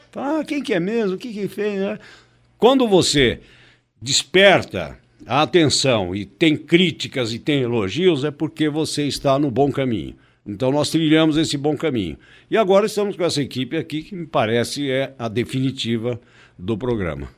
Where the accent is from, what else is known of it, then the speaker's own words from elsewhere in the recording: Brazil; Nós somos brasileiros